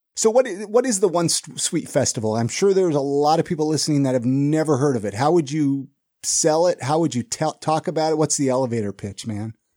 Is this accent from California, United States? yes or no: yes; Ventura, California, United States; now in Salt Lake City, United States; I grew up in Ventura